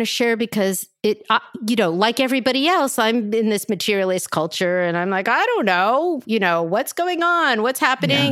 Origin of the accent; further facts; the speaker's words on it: Philadelphia, Pennsylvania, United States; I'm from South Philly.